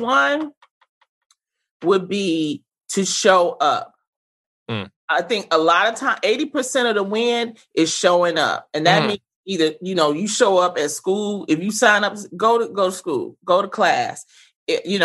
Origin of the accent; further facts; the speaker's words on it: Detroit, Michigan, United States; I grew up in the Brewster Projects during the 80s, during the crack era